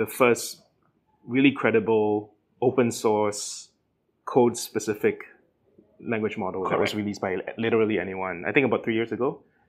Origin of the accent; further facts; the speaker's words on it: Singapore; accent: Singaporean; It's the first time I'm podcasting with my Singaporean accent.